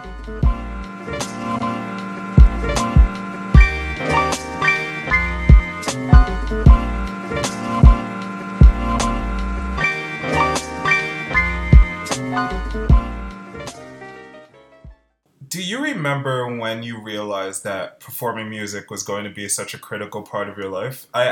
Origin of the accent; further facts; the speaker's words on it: United Kingdom; also born or lived in Netherlands; I grew up in the United Kingdom and spent some time in Holland before I became a teenager.